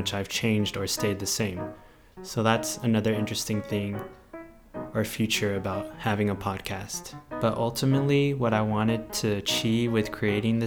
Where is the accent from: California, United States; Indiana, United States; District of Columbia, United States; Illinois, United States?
California, United States; Victorville; I grew up in a city called Victorville